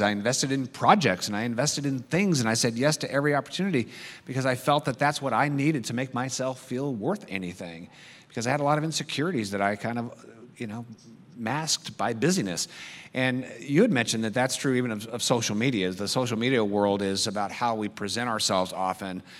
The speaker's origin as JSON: {"language": "English", "country": "United States", "said": "I love being American."}